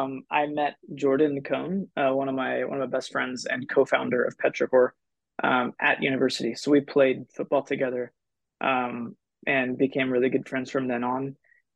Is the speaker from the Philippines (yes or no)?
yes; Philippines; Actually, I grew up in the Philippines, so one of my first memories was I remember going out right in front of our house outside of Manila